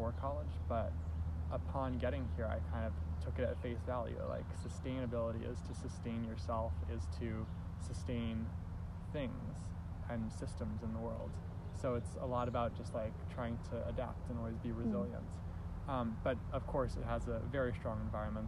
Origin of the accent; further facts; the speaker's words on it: New Haven, Connecticut, United States; moved away as an adult; also born or lived in Baltimore, Maryland / Eastern Shore, Maryland; now in Brunswick, United States; But when I was 10, my family moved to New Haven, where I've been living ever since.